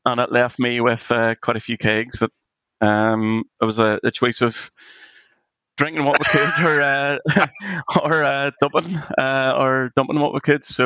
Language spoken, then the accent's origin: English; Northern Ireland, United Kingdom; we're Irish, Northern Irish